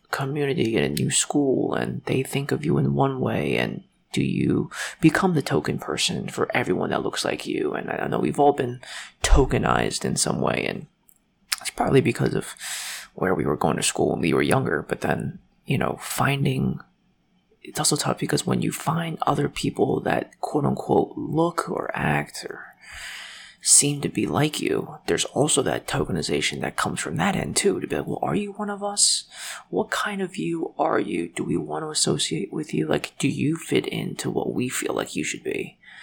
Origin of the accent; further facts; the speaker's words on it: United States; also born or lived in Shanghai, China; I was born in China, but I came to America when I was four months old